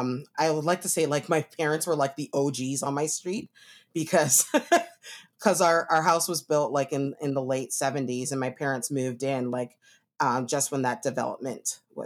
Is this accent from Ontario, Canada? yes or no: yes; Toronto, Ontario, Canada; But I grew up in Toronto area, in the east side of Toronto called Scarborough. Pretty much, like had a very, diverse, group of people there.